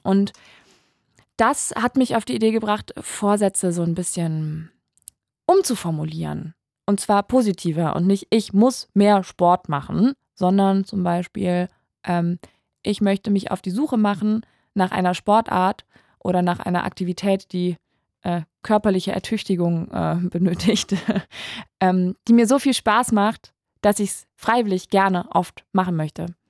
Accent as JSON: {"language": "German", "region": "Saarland", "country": "Germany", "moved": "yes", "lives_now": "Berlin, Germany", "said": "Komm ja ursprünglich aus dem Saarland."}